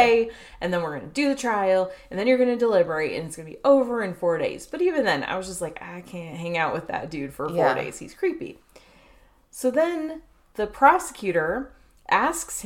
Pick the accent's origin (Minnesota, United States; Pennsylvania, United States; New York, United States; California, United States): California, United States; Chino Hills; I grew up in Chino, California. Well, Chino Hills, California, which is attached to Chino, California